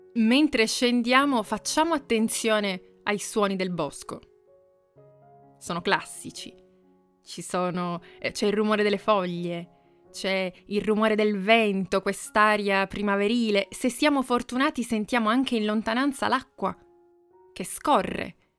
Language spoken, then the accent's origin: Italian; Piedmont, Italy; now in Assisi, Italy; vicino alla casa in cui sono cresciuta, quindi torniamo in Piemonte oggi